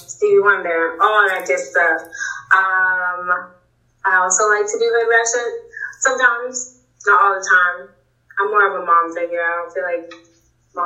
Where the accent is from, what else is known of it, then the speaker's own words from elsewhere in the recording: Boston, Massachusetts, United States; I grew up in Jamaica Plain